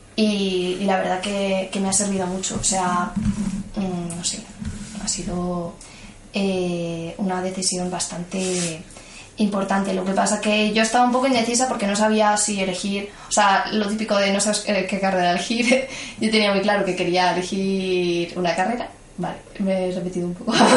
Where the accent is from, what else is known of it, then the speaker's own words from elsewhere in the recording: Madrid, Community of Madrid, Spain; yo nací en Madrid, a la semana de nacer mis padres se mudaron a Vallecas, cerca de donde vivían, bueno, donde vive mi abuela. Y nada, he vivido toda mi vida en Vallecas.